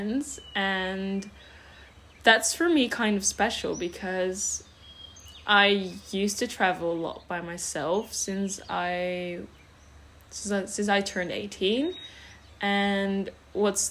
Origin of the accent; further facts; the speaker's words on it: Netherlands; first language Dutch; English is a second language; also born or lived in Switzerland (French part) / London, United Kingdom; My mother tongue is Dutch